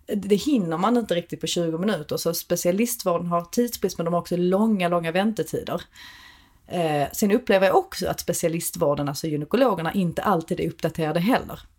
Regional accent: Malmö, Skåne, Sweden; kommer från Malmö, vilket man hör på min accent

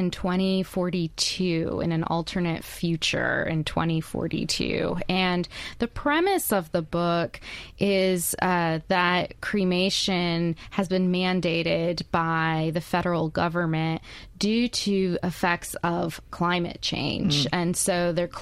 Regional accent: Baton Rouge, Louisiana, United States; also born or lived in California / Iowa / upstate New York / Nevada; now in Hattiesburg, United States; I grew up in Baton Rouge

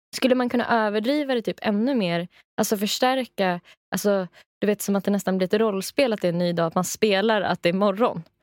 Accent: Rättvik, Dalarna County, Sweden; från min hemstad, eller hemby, Rättvik

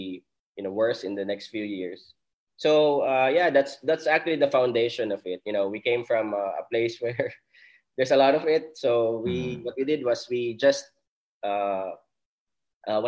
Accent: Legazpi, Bicol Region, Philippines; now in Manila, Philippines; I came from Legazpi City, so that's where I grew up. That's where I studied also. So I'm not from Metro Manila

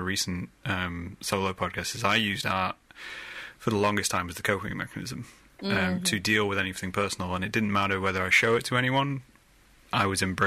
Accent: Middle England, Midlands, United Kingdom; I'm from Middle England, so we get told we're not Southern, we're not Northern

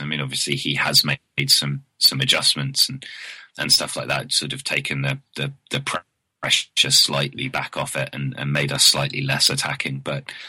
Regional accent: the south coast of England, United Kingdom; being from the timid south coast

